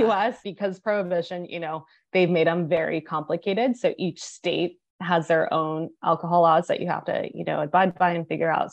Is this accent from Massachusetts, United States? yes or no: no; Bay Area, north of San Francisco, California, United States; moved away as an adult; also born or lived in Texas; now in Houston, United States; Originally, I'm from the Bay Area, so just north of San Francisco